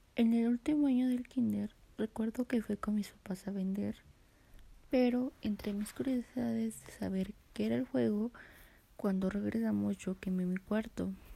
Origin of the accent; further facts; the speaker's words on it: Mexico; Nací en Jalaclaco del año 2004